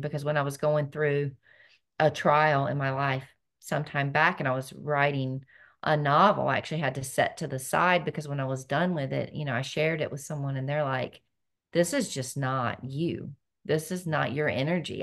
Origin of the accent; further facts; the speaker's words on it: North Carolina, United States; I was born and raised in North Carolina